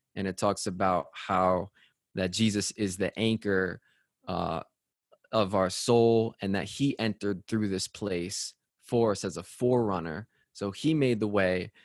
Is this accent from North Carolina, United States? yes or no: no; Connecticut, United States; I'm from Connecticut